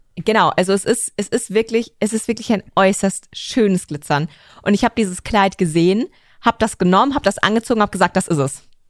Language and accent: German; Germany; weil ich Deutsch bin